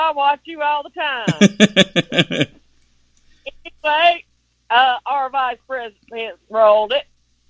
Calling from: South Carolina, United States; from South Carolina.

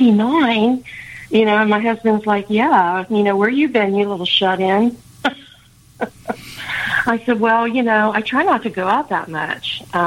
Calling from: Plant City, Florida, United States; Plant City, Florida.

